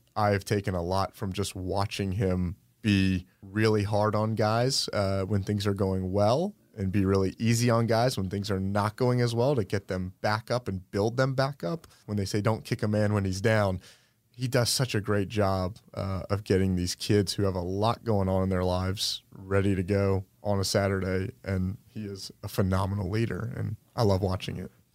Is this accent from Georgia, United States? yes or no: yes; Sandy Springs, Georgia, United States; I grew up in Sandy Springs